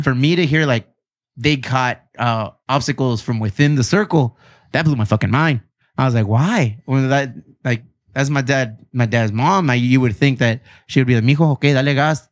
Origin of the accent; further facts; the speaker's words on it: Chula Vista, California, United States; this is where I'm from. This is where I was raised